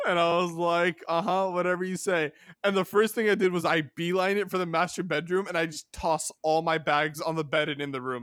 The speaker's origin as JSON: {"language": "English", "region": "California", "country": "United States", "tie": "born or raised there", "said": "my home state of California"}